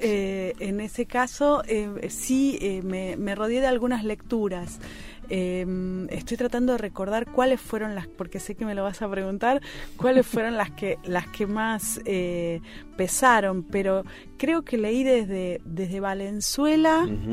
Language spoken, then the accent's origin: Spanish; Argentina; nuestra literatura, que digo la nuestra, la argentina